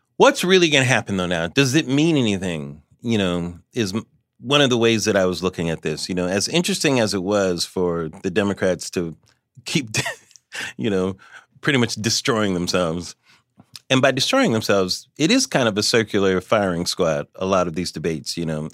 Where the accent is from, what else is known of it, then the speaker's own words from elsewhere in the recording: Los Angeles, California, United States; I'm from Los Angeles, so it was always entertainment